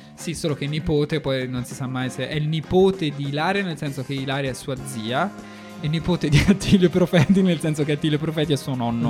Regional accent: Florence, Tuscany, Italy; io sono di Firenze

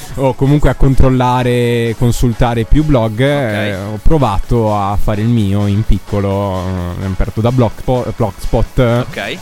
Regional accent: Bolzano, Trentino-Alto Adige, Italy; sono un ragazzo di provincia, vengo da Bolzano

